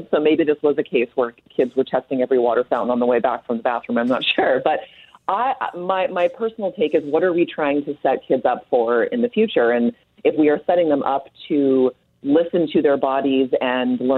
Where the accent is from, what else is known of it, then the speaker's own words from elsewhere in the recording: Canada; are you trying to pull one over me because I'm Canadian here?